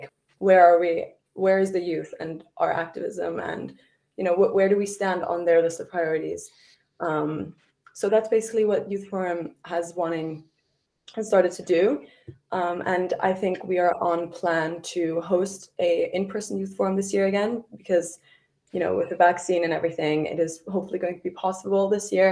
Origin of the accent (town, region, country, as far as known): Switzerland